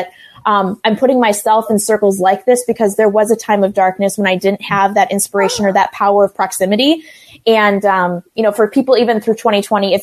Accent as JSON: {"language": "English", "region": "Minnesota", "country": "United States", "tie": "born or raised there", "said": "I am a Minnesota mama. I've been born and raised in this state"}